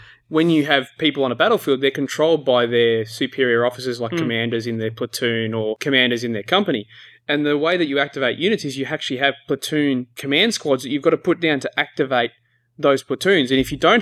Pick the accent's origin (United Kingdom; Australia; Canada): Australia; accent: Australian; We're Australian.